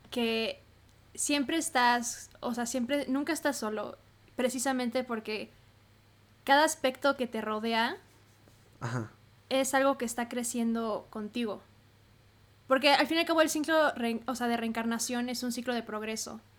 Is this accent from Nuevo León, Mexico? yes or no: no; Hermosillo, Sonora, Mexico; now in Mexico City, Mexico; cómo estudié aquí en la Ciudad de México, yo soy de Hermosillo